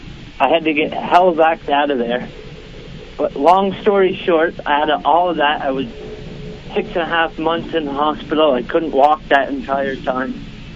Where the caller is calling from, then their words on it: Vermont, United States; I'm calling from Vermont.